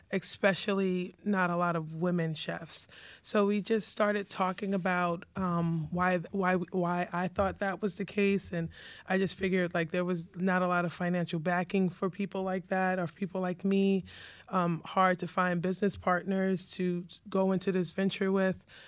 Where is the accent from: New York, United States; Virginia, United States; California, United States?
New York, United States; New York City; also born or lived in Bronx; now in Savannah, United States; I was born in the Bronx. And, um, pretty much raised in Queens, lived in Savannah for a short period of time